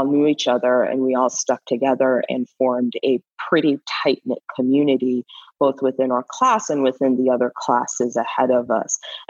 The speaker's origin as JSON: {"language": "English", "country": "Canada", "also_born_or_lived": "Caribbean", "lives_now": "United States", "said": "but I'm actually Canadian and I'm from an immigrant family, so I'm a first generation. I actually grew up or spent most of my formative years outside this country in the Caribbean and in an all-Black society."}